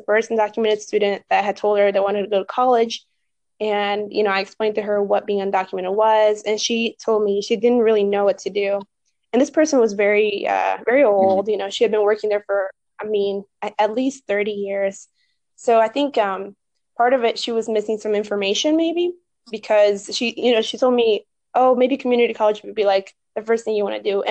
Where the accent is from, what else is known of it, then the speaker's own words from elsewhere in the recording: Northern Virginia, United States; moved away as an adult; also born or lived in Chicago; I grew up in Virginia, in the northern part of Virginia